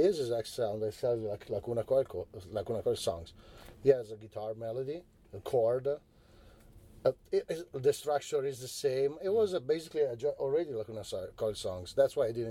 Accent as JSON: {"language": "English", "country": "Italy", "tie": "born or raised there", "said": "We grew up in Italy with the Japanese cartoons"}